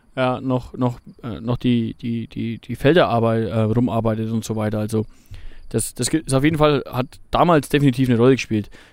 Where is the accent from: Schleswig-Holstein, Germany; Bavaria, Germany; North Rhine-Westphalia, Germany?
Bavaria, Germany; hier bei uns in Bayern